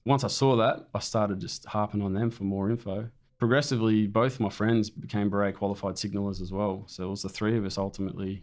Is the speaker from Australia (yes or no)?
yes; Raymond Terrace, New South Wales, Australia; also born or lived in Camperdown, Sydney; Moved to Raymond Terrace shortly after that. My father discharged from the Air Force out at Williamstown, and we settled in Raymond Terrace, which is a town nearby, and I grew up there